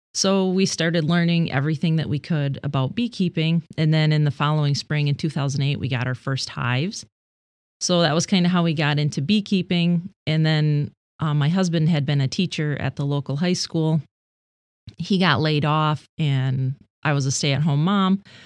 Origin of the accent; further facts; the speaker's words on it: Sebring, Michigan, United States; I grew up in Sebring, like a half a mile away from where I currently live. My family has been there for generations.